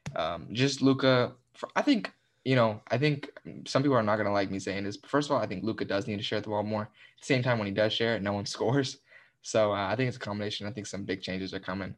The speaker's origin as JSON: {"language": "English", "country": "United States", "tie": "born or raised there", "said": "I'm American, but I'm Mexican-American. I gr, I was born here, but I can play for Mexico"}